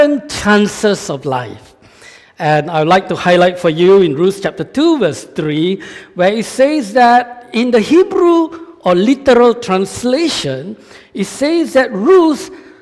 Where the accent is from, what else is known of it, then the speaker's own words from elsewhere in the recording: Malaysia; moved away; I'm from Malaysia